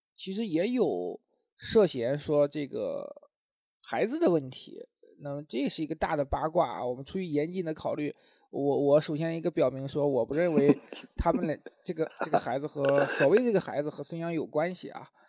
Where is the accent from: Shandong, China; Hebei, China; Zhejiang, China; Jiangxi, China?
Shandong, China; Linyi; 因为我是临沂人